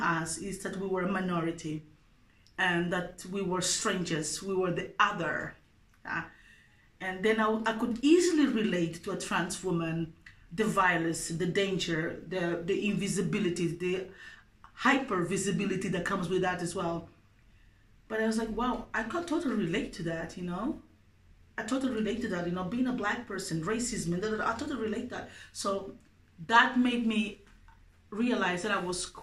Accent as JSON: {"language": "English", "country": "Mozambique", "tie": "born or raised there", "moved": "yes", "lives_now": "Denmark", "said": "growing up in Mozambique"}